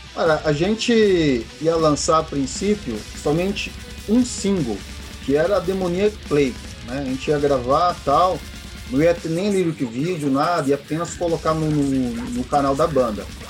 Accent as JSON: {"language": "Portuguese", "town": "Guarulhos", "region": "São Paulo", "country": "Brazil", "said": "nós somos de Guarulhos"}